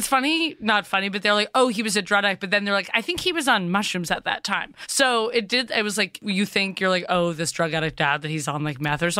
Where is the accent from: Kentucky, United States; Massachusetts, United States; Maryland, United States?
Massachusetts, United States; Cambridge; I'm from Cambridge, kind of Porter Square area.